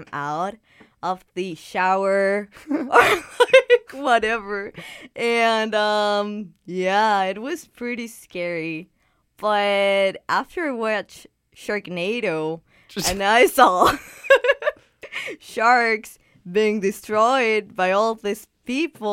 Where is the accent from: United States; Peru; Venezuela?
Peru; now in Vancouver, Canada; I'm from Peru